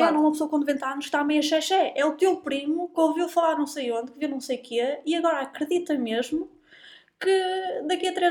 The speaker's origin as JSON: {"language": "Portuguese", "town": "Porto", "region": "Norte", "country": "Portugal", "said": "do Porto e aqui é que se fala bem"}